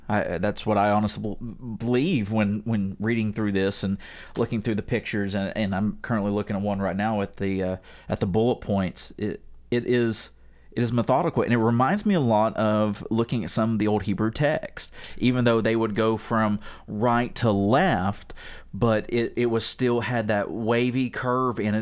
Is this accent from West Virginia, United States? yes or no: yes; West Virginia, United States; I'm from West Virginia